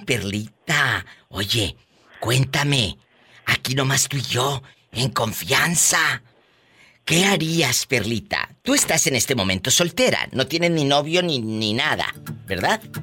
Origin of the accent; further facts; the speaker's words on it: Matamoros, Tamaulipas, Mexico; moved away; allá en mi tierra, en Matamoros